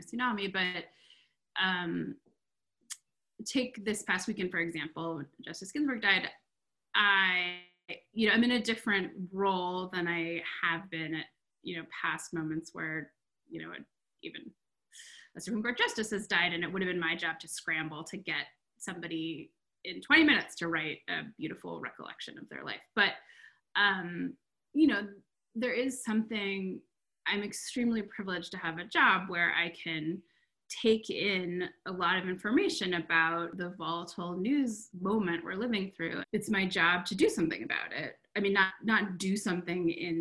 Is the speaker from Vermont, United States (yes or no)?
yes; Vermont, United States; I grew up in Vermont, and I am in Vermont now